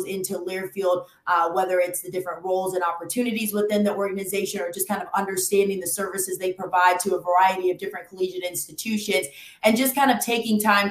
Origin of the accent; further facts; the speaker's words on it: Lawrenceville, Georgia, United States; me being from Lawrenceville, Georgia